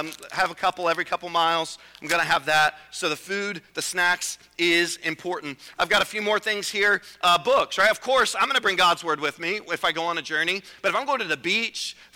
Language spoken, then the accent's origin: English; Virginia, United States; I'm from Virginia